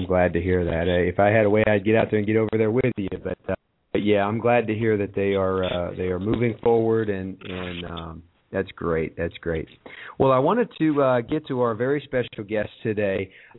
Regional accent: Ohio, United States; moved away; being a Buckeye, I'm always happy to get back to my home state.

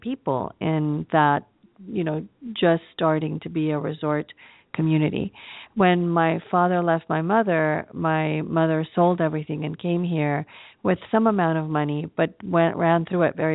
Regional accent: Los Angeles, California, United States; also born or lived in Acapulco, Guerrero, Mexico; she brought us to the United States to live with my father's mother, and that's how I came to live in Los Angeles

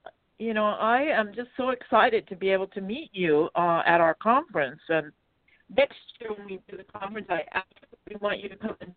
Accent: Hawaii, United States; moved away; Well, you know, I'm from Hawaii. You know, I'm born and raised.

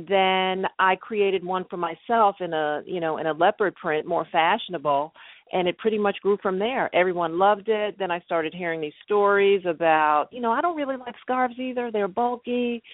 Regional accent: New York City, New York, United States; moved away as an adult; now in Chicago, United States; I grew up in Brooklyn, New York

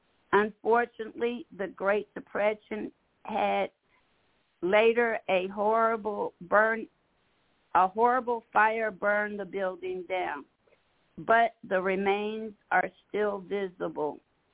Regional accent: San Francisco, California, United States; moved away; It is my hometown, and I miss it greatly.

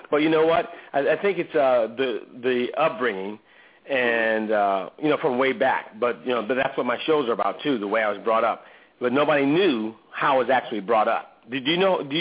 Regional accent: Oakland, California, United States; I grew up in Oakland, uh, and my stepfather uh, forced me to be in that religion that rhymes with Jehovah's Witnesses.

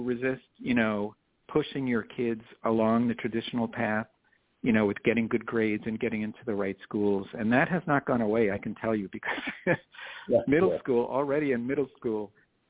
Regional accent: Long Island, New York, United States; now in Miami, United States; I grew up on Long Island

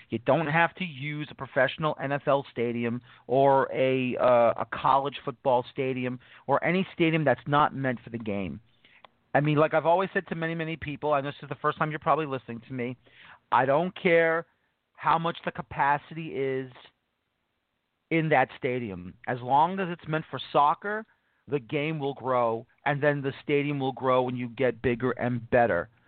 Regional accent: Louisville, Kentucky, United States; Not because I'm from Louisville.

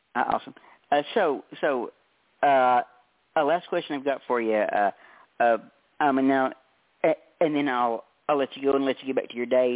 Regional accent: Tennessee, United States; I'm from Tennessee, and and it's so humid down here it's not even funny

